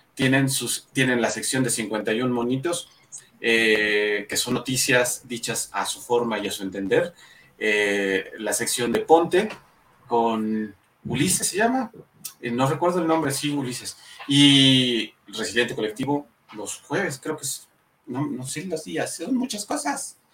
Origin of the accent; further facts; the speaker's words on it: Mexico; Somos mexicanos